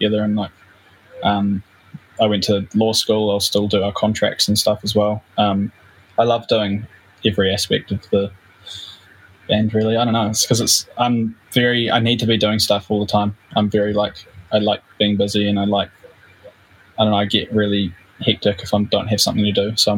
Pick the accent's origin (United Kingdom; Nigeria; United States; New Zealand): New Zealand; we're a band from New Zealand